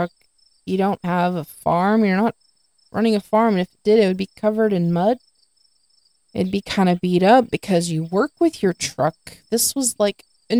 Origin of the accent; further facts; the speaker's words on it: the South, United States; I live in the South, I'm from the South